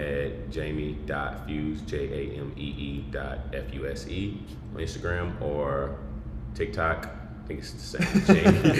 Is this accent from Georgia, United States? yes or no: no; Tulsa, Oklahoma, United States; now in Texas, United States; Tulsa, Oklahoma, here, baby.